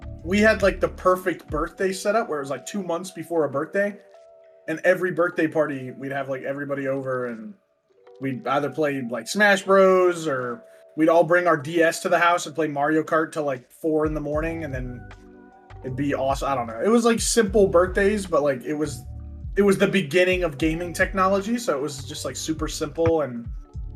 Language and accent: English; United States; we are all American